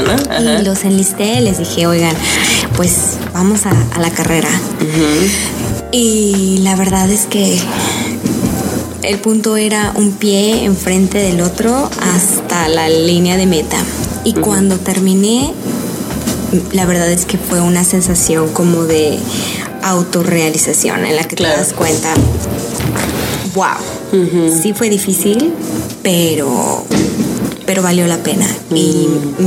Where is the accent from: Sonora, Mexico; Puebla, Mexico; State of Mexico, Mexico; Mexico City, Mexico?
Mexico City, Mexico; moved away as an adult; also born or lived in Guanajuato / León, Guanajuato; now in New York, United States; Yo nací en la Ciudad de México y ahí viví hasta los 12 años. Después me mudé al Bajío hacia la Guanajuato.